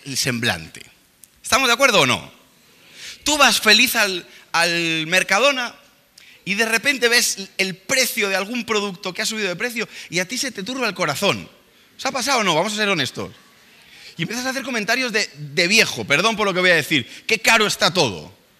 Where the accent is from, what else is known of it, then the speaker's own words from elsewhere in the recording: Spain; nosotros venimos de aquí de España